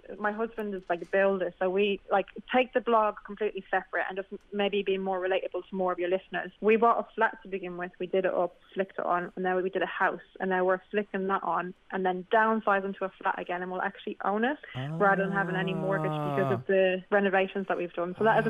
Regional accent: Dublin, Leinster, Ireland; now in United Kingdom; I'm from Temple Oak in Dublin.

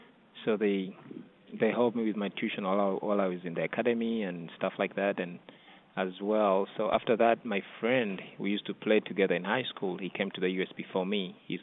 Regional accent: Uganda; now in United States; Living in the U.S., you have more resources available to you compared to back home.

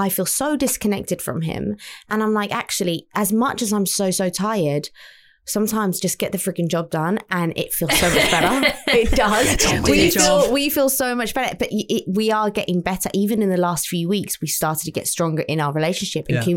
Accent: London, United Kingdom; moved away as an adult; now in Kent, United Kingdom; But I'm not from Kent. I'm from London

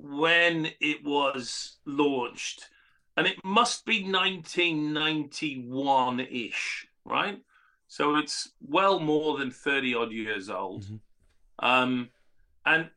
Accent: Cumbria, North West England, United Kingdom; I come from Cumbria, right, on the other side of the border.

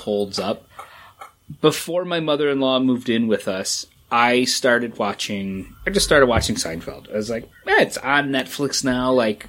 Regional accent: Dusseldorf, North Rhine-Westphalia, Germany; born there; All I know is I was born in Dusseldorf

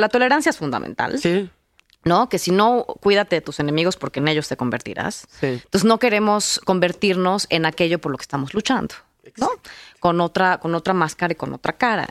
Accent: Mexico City, Mexico; yo crecí en la Ciudad de México

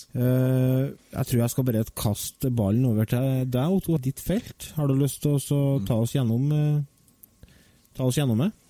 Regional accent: Verdal, Trøndelag, Norway; Fra Verdalen, født og oppvokst.

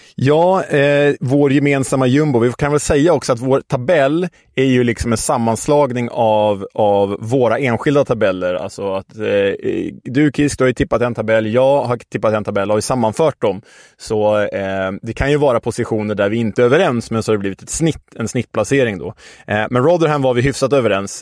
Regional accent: Stockholm, Stockholm County, Sweden; Vi som stockholmare

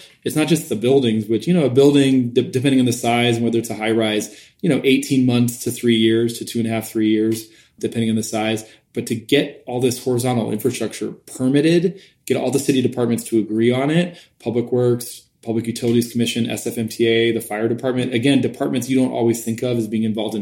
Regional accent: Midwest, United States; moved away as an adult; also born or lived in East Coast / Berkeley; now in San Francisco, United States; I'm from the Midwest originally and went to college on the East Coast

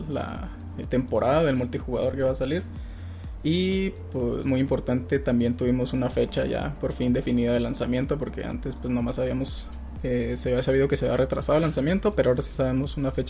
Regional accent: Mexico; para nosotros que somos mexicanos

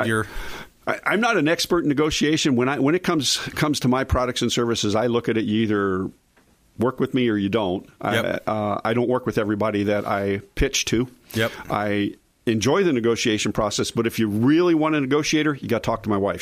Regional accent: outside of Philadelphia, Pennsylvania, United States; now in Tampa, United States; growing up outside of Philly

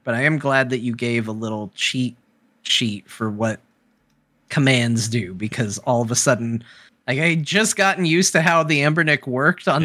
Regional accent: Arizona, United States; I'm an American. I was born in Arizona

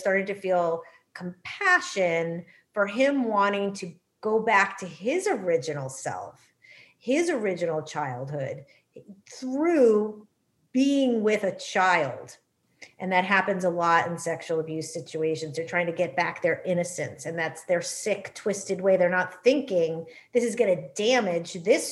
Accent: New England, United States; growing up in that generation and growing up in New England

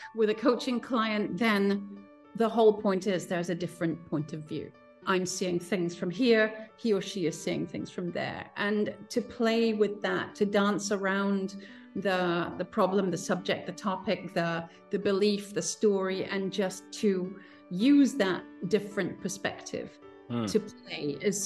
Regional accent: Princeton, New Jersey, United States; moved away; also born or lived in north of London; he went off with his wife, my mom, and me, aged 3 months, to Princeton in New Jersey. And so my childhood was actually American.

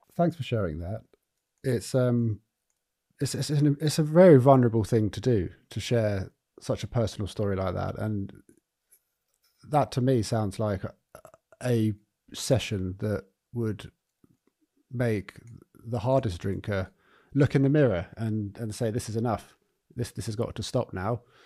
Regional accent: Eastbourne, South East England, United Kingdom; now in Brighton, United Kingdom; Eastbourne, and that, you know, that's, um, that's my hometown. And, uh, I don't live there anymore, but I'm, I'm in Brighton.

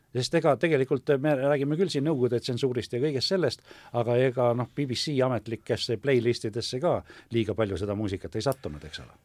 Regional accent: Pärnu, Pärnu County, Estonia; moved away; ma olen küll Pärnust pärit

